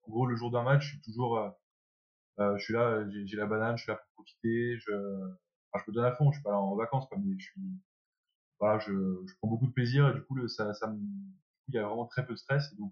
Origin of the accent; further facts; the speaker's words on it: France; moi à la base je cherchais à rentrer en France parce que je suis, euh, bah, je suis français, mon rêve c'est de, jouer en 2014, de jouer euh, pour la France